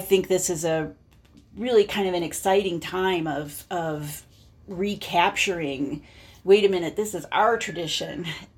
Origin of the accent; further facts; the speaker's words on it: Denver, Colorado, United States; also born or lived in Notre Dame, Indiana / Washington, D.C.; I grew up in Denver